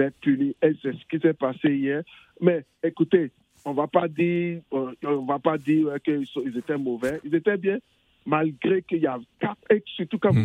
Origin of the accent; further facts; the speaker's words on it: England, United Kingdom; l'Angleterre. L'Angleterre, mon pays natal